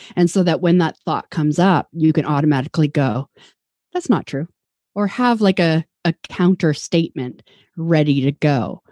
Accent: Vancouver, British Columbia, Canada; now in Toronto, Canada; I'm from Vancouver. I grew up there.

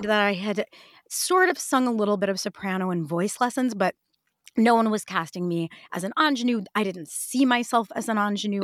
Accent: Detroit, Michigan, United States; I grew up in Detroit

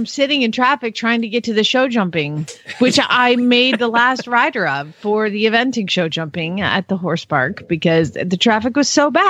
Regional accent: Atlanta, Georgia, United States; born or raised there

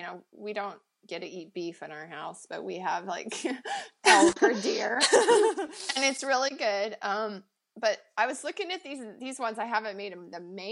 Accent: Montana, United States; now in Pacific Northwest, United States; Where I grew up in Montana, we had forests, but here in the Pacific Northwest we have like rainforest

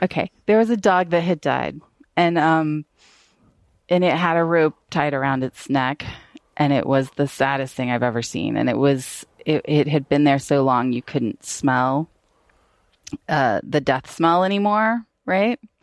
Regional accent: Atlanta, Georgia, United States; I'm from Atlanta, but I, um, my family is pretty, pretty Southern.

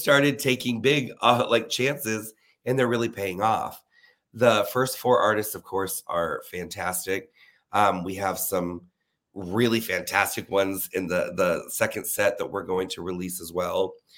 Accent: Leesburg, Florida, United States; now in Orlando, United States; I'm from Leesburg, Florida, which is an hour north of Orlando

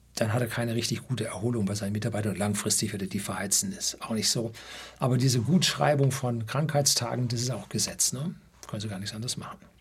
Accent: Germany

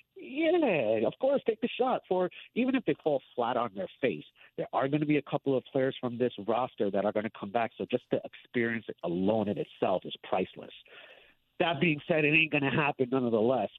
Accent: Jersey City, New Jersey, United States; now in San Antonio, United States; born and raised in Jersey City

